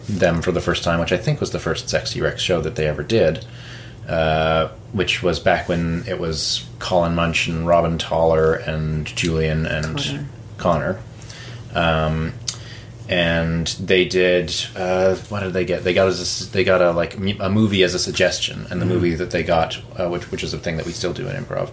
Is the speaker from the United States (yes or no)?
no; New Brunswick, Canada; moved away; I'm from New Brunswick, and so that's where I started doing theater there. And just started with like high school musicals